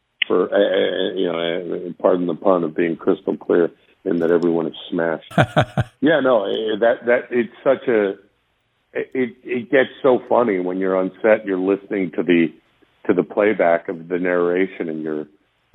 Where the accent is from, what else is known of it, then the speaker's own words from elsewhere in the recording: Vancouver, British Columbia, Canada; moved away as an adult; now in Los Angeles, United States; I'm from Vancouver, Canada